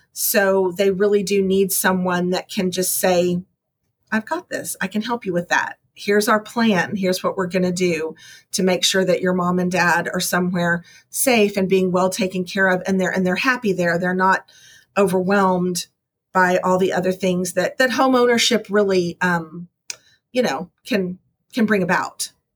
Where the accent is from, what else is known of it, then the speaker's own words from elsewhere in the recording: Texas, United States; I'm from Texas, so I really like a good barbecue.